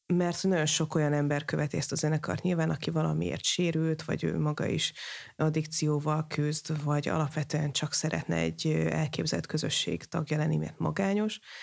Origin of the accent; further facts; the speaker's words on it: Hungary; magyar vagyok